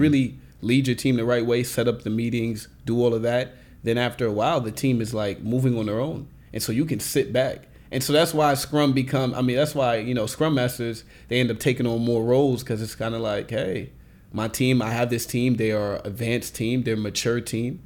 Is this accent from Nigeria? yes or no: yes; Nigeria; I'm Nigerian